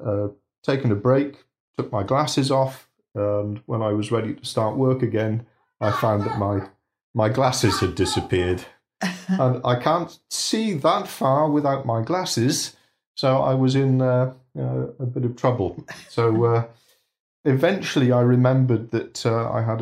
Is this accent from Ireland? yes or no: no; Bridgend, Wales, United Kingdom; now in Yorkshire, United Kingdom; I was born in Bridgend in South Wales.